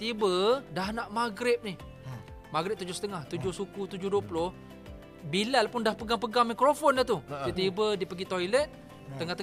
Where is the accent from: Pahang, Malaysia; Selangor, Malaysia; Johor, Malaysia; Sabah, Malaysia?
Selangor, Malaysia; Ceras; Saya daripada Ceras.